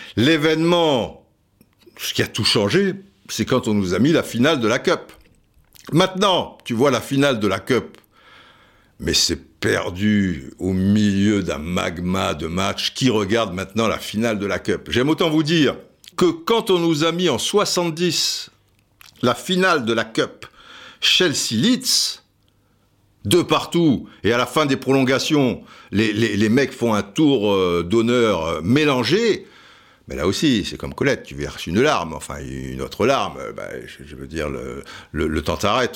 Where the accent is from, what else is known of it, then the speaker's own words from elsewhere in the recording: Cannes, Provence-Alpes-Côte d'Azur, France; also born or lived in Antibes; je suis de Cannes, en plus, j'ai été au lycée à Antibes